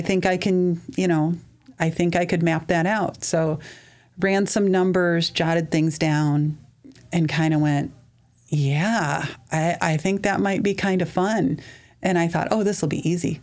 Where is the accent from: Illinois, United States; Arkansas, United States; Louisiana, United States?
Illinois, United States; Mount Carroll; also born or lived in Lanark, Illinois; now in Sterling, United States; I grew up originally in Mount Carroll in Lanark area, left to go to school